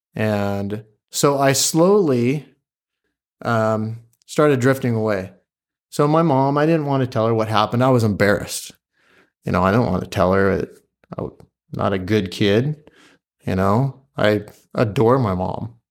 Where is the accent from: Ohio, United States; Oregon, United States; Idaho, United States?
Oregon, United States; Pleasant Hill; also born or lived in Springfield, Oregon; I am from Pleasant Hill, grew up in Pleasant Hill for the most part